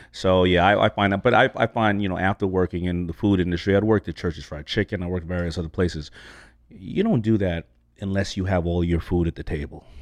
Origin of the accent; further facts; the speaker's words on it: New York City, New York, United States; I grew up not only in New York, I grew up in Hollis, Queens